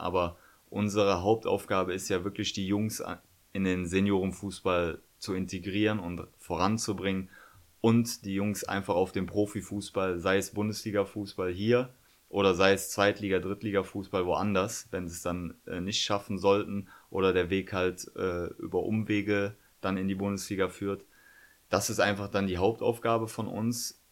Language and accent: German; Cologne, North Rhine-Westphalia, Germany; Ich bin gebürtiger Kölner